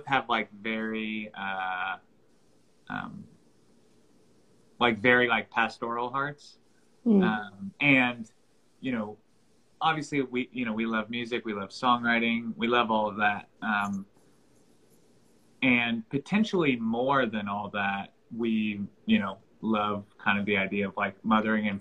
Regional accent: North Carolina, United States; now in Franklin, United States; I'm originally from North Carolina

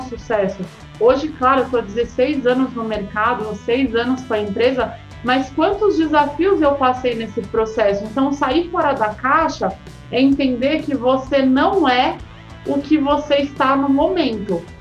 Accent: Santos, São Paulo, Brazil; moved away as an adult; now in São Paulo, Brazil; E eu cheguei em São Paulo, sou de Santos

